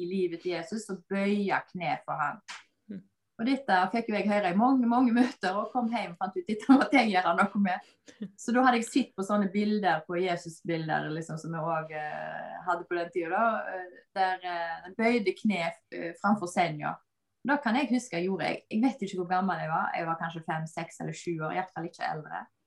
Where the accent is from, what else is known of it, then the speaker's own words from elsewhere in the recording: Bømlo, Vestland, Norway; moved away; jeg kommer opprinnelig fra Bømlo